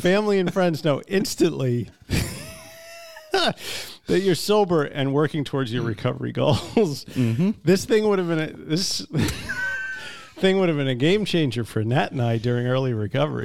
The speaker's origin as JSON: {"language": "English", "area": "Long Island", "region": "New York", "country": "United States", "said": "I'm from Long Island"}